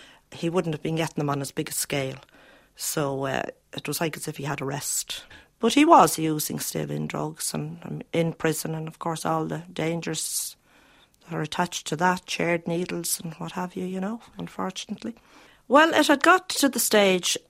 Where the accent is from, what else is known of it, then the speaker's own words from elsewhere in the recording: Dublin, Leinster, Ireland; I grew up in Ballyfermot and I married and have five children